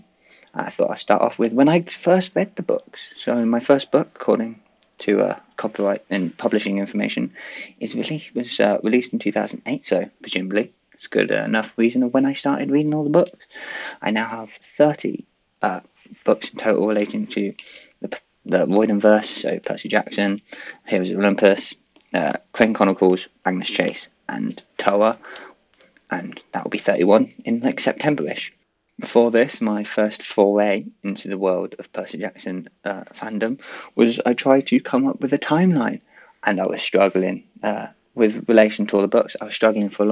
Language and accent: English; United Kingdom; I am British